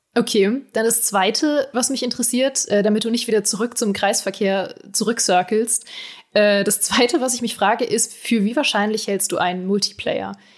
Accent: Berlin, Germany; ich komme ja aus Berlin

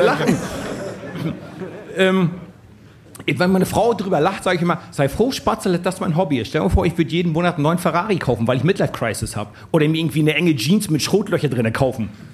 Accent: East Germany, Germany; über den alten Osten, wo ich groß geworden bin

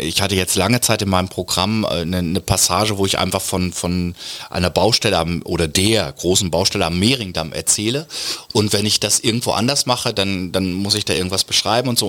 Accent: Lower Saxony, Germany; dieses sehr ruhige, gelassene, abwartende ist natürlich sehr niedersächsisch

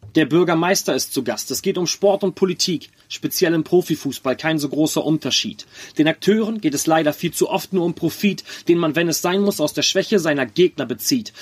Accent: Hamburg, Germany; also born or lived in Bremen; ich bin jetzt wirklich echter Hamburger.

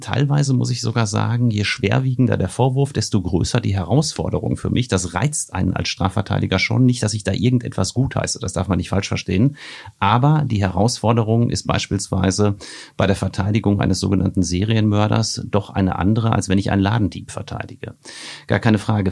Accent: Marl in the Ruhr area, North Rhine-Westphalia, Germany; in meiner Heimatstadt Mal im Ruhrgebiet

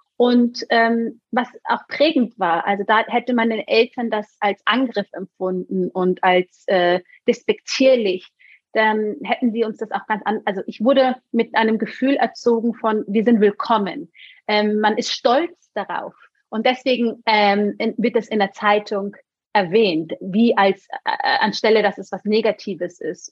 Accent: Germany; also born or lived in Munich; wir in einem Dorf groß geworden sind

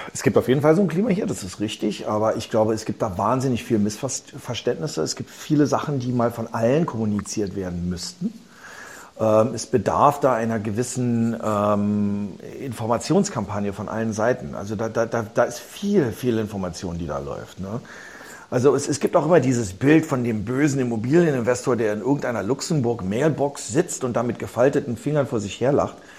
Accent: Berlin, Germany; also born or lived in New York, United States; Ich bin geboren in Berlin

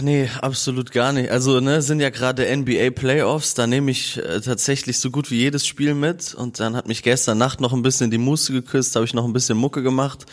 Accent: Kassel, Hesse, Germany; wir spielen Shows in Kassel, zwei Festivals in meiner Heimat

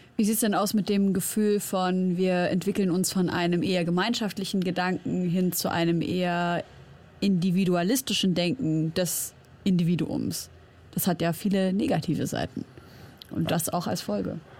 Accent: Germany; ich bin in Deutschland aufgewachsen, aber ich bin Syrerin

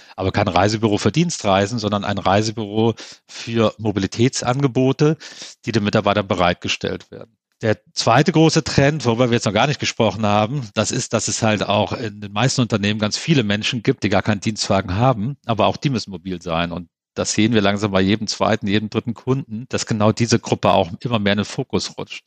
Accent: Central Germany, Germany; da, wo ich herkomme, aus der Mitte von Deutschland, da sagt man auch jedem Tierchen sein Pläsierchen

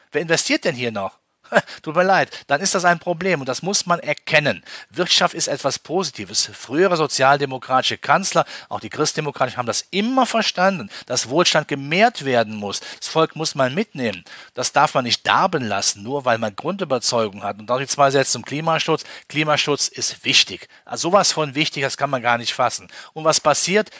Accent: Rhineland, Germany; als Rheinländer

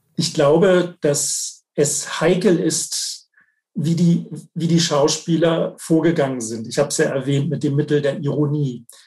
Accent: Germany; bei uns in Deutschland

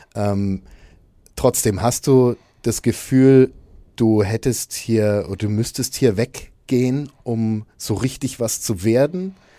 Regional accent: Nuremberg, Bavaria, Germany; diese Stadt, aus der wir beide kommen

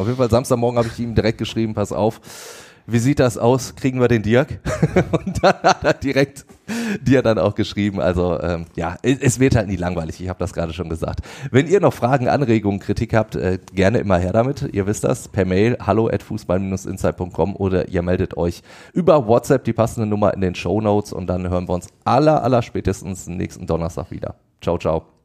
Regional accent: Ruhr area, North Rhine-Westphalia, Germany; bei uns im Ruhrgebiet.

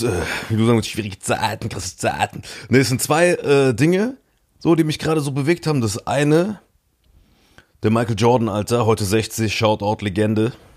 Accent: region around Dillinger Hütte, Saarland, Germany; der größte Arbeitgeber in meiner Heimatregion

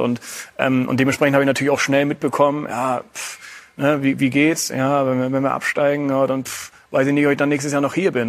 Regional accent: Hamburg, Germany; moved away; also born or lived in Bremen; beim HSV, das ist meine Geburtsstadt. Das ist der Verein, mit dem ich mich eigentlich von klein auf äh, identifiziert habe

